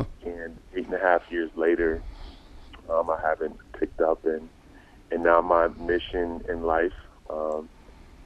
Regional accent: Old Saybrook, Connecticut, United States; I grew up in Old Saybrook, Connecticut

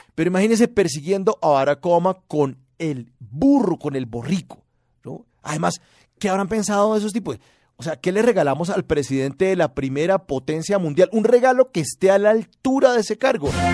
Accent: Colombia; así somos los colombianos creativos, ingeniosos, inteligentes

